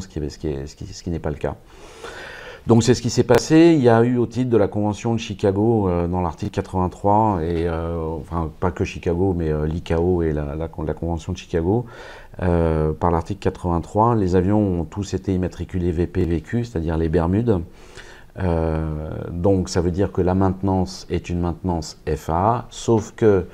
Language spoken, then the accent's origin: French; France; moved away as an adult; also born or lived in Moscow, Russia; je suis français, je suis arrivé à Moscou il y a trois ans